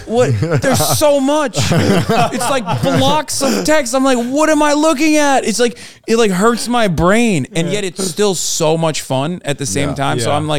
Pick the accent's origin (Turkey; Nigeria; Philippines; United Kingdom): Turkey; now in United States; I grew up in Turkey. I live in America now, all around America.